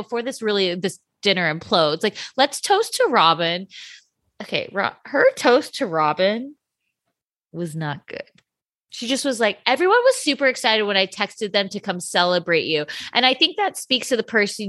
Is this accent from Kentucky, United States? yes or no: no; Irvine, California, United States; I'm from Orange County, but I grew up in Irvine of Orange County